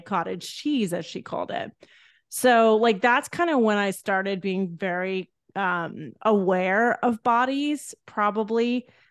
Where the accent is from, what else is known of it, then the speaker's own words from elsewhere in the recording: Edna, Texas, United States; I grew up in a tiny town in Texas called Edna